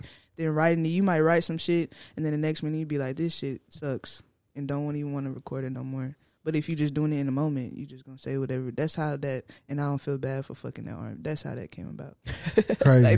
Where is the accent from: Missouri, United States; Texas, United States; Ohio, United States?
Texas, United States; Fort Worth; I'm from Fort Worth